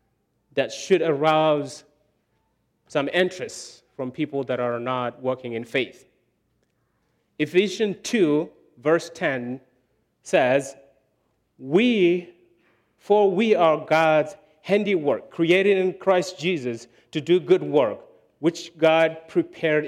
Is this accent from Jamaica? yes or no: no; Chad; moved away; I grew up in Chad, no electricity.